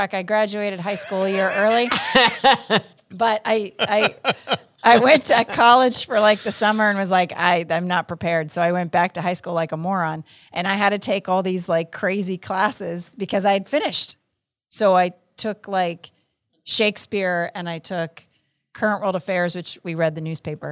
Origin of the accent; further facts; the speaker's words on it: United Kingdom; I'm British